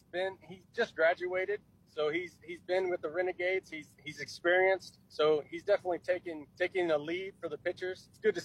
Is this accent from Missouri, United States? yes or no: yes; Missouri, United States; Just being in Central Missouri. I'm born and raised in Central Missouri.